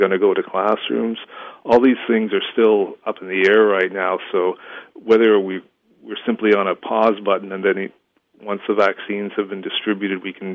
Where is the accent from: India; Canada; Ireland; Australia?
Canada; As a Canadian writer